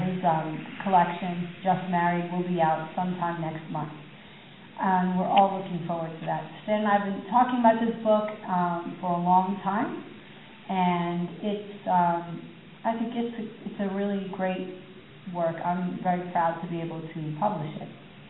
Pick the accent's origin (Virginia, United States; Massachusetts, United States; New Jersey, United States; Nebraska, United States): New Jersey, United States; I come from New Jersey.